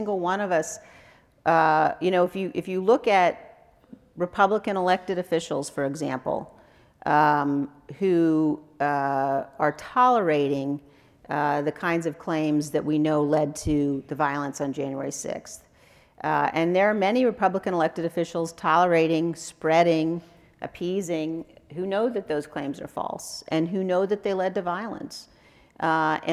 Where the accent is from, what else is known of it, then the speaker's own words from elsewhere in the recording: Wyoming, United States; I'm a conservative from Wyoming